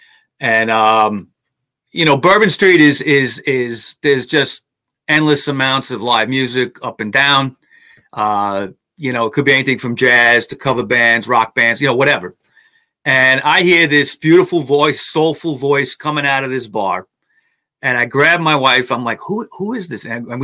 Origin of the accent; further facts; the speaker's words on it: New York, United States; And I was from New York.